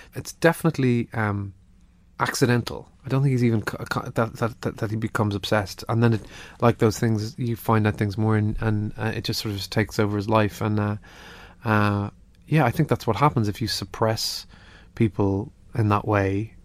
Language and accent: English; Ireland; being Irish